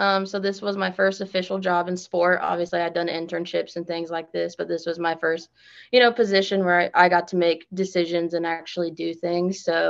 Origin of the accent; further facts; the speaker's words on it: Kansas City, Missouri, United States; moved away as an adult; now in Kinston, United States; so I'm from Kansas City, Missouri.